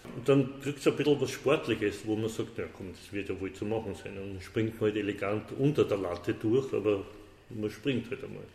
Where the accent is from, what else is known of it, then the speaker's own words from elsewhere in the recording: Vienna, Austria; also born or lived in Paris; meine, wienerische Wurzel, wo da bin ich im Favoriten aufgewachsen